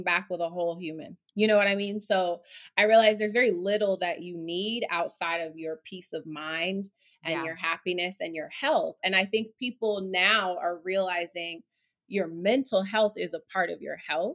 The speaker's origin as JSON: {"language": "English", "town": "Oakland", "region": "California", "country": "United States", "also_born_or_lived": "Harlem, New York City", "moved": "yes", "lives_now": "New York City, United States", "said": "I am from Oakland, California. I reside in Harlem in New York City."}